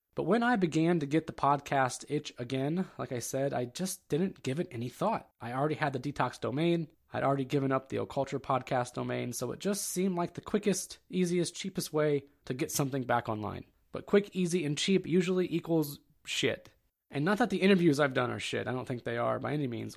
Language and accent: English; Ohio, United States; I'm from the Kingdom of Ohio